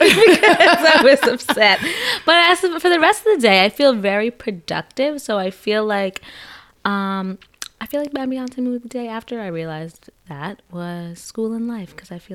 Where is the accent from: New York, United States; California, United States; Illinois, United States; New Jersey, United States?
New Jersey, United States; New Jersey.